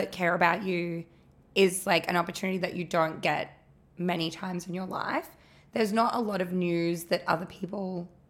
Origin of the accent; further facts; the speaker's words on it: Melbourne, Victoria, Australia; moved away; I'm from Melbourne.